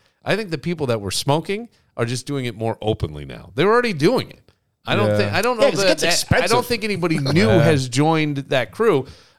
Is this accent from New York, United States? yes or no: yes; near Woodstock, New York, United States; growing up near Woodstock